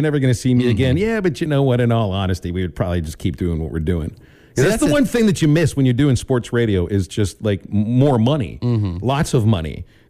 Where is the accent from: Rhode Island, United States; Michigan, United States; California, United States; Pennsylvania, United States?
Pennsylvania, United States; Pittsburgh; moved away as an adult; now in Arkansas, United States; growing up in Pittsburgh in the 80s and 90s